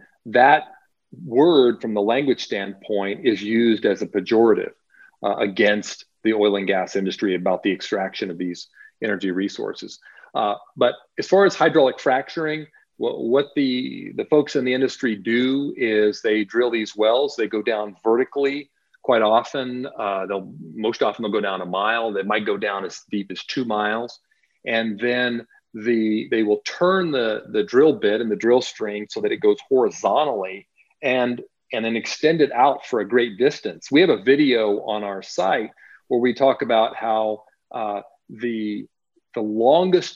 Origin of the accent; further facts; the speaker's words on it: New Mexico, United States; also born or lived in Central California; my home state of New Mexico